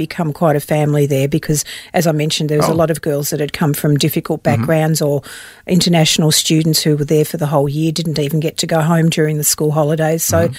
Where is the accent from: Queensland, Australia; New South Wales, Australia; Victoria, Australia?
Victoria, Australia; Pyramid Hill; also born or lived in Melbourne; I was born in Melbourne a few years later, and eventually we moved to a very small country town called Pyramid Hill.